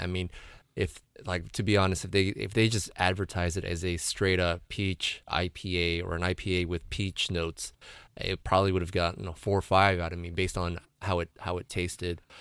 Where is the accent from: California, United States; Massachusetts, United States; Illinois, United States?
California, United States; San Diego County; my hometown, uh, breweries